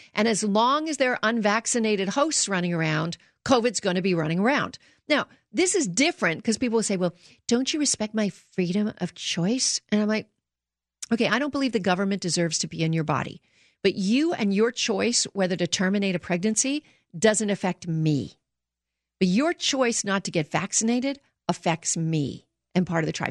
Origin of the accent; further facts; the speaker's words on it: Canada; now in United States; I grew up in Canada